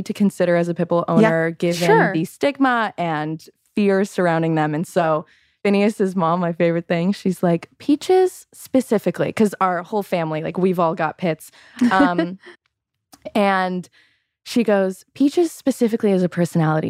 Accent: Chicago, Illinois, United States; moved away as an adult; now in Los Angeles, United States; I was born in Chicago

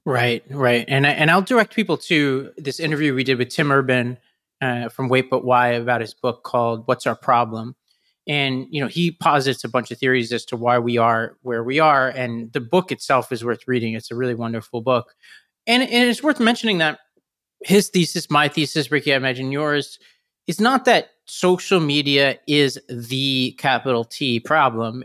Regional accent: New York City, New York, United States; as a New Yorker

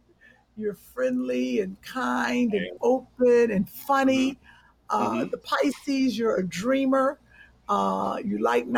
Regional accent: Cleveland, Ohio, United States; accent: country; I'm from Cleveland, so I got a country accent

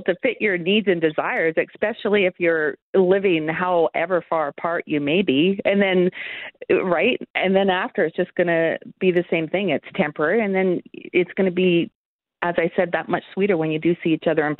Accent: Canada; I'm from Canada

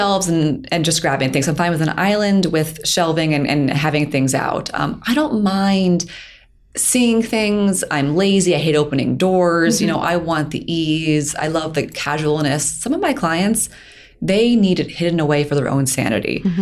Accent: Pennsylvania, United States; I'm from Pennsylvania, so I like to work with my local cabinet makers

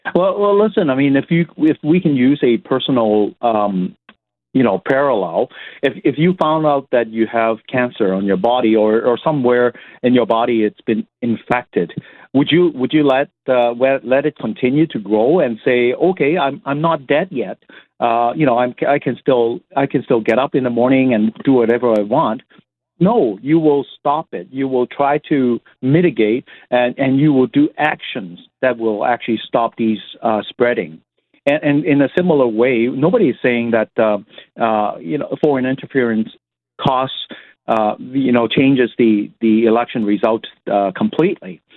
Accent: Canada; we are Canadians. We live in a free country

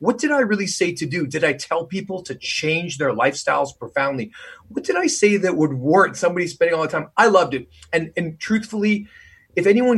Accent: Canada; moved away as an adult; now in United States; I'm Canadian, so I already come from a more socialistic country. And, you know, I've been here for 20 years

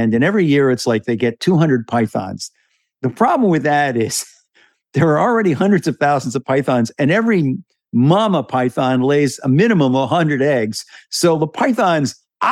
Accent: New York, United States; now in Florida, United States; I am also originally from New York

